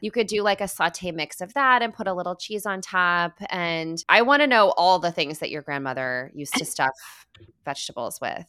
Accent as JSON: {"language": "English", "region": "Midwest", "country": "United States", "tie": "born or raised there", "moved": "yes", "said": "As a Midwesterner at birth, and, you know, half of my heart, is Midwestern"}